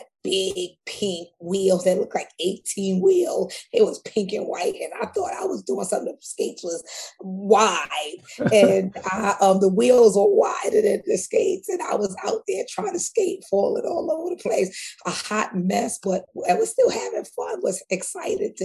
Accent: New York City, New York, United States; I'm born and raised in Queens, South Jamaica, Queens.

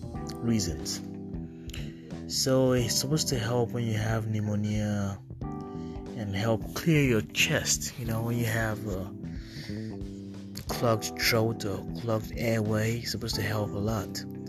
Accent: Nigeria; moved away; I'm originally from Nigeria.

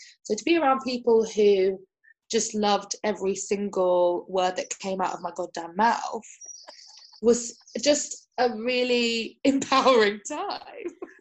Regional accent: London, United Kingdom; English is a second language; I grew up in Kensington and Chelsea.

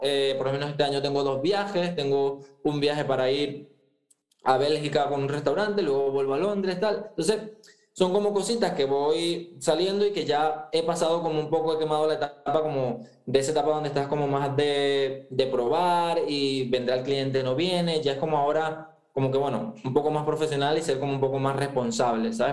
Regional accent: eastern Venezuela, Venezuela; moved away as an adult; also born or lived in Andalusia, Spain; now in Spain; yo soy venezolano, yo soy de la parte oriente del país, o sea, de donde hablamos rapidito

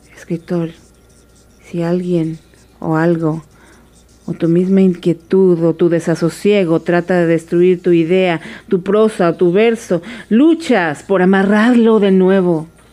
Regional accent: Tabasco, Mexico; moved away as an adult; also born or lived in Mexico City; nací en la Ciudad de México y mi madre es tabasqueña, así que nos fuimos a vivir a Tabasco cuando yo era muy chiquita, de manera que soy tabasqueña

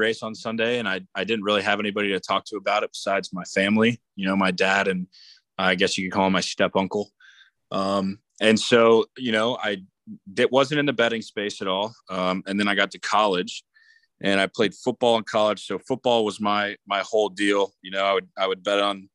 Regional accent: Jacksonville, Florida, United States; I'm from Jacksonville, Florida, right up the road from Daytona, about an hour and a half

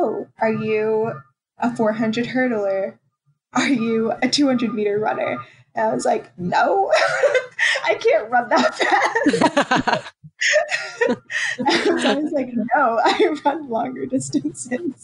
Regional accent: Roswell, Georgia, United States; now in Wilmington, United States; I grew up in Atlanta and it's a more diverse area

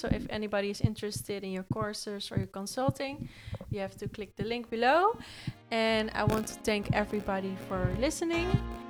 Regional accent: Netherlands; English is a second language; I'm also from Holland, you know, and sometimes I feel also like you can really hear my accent

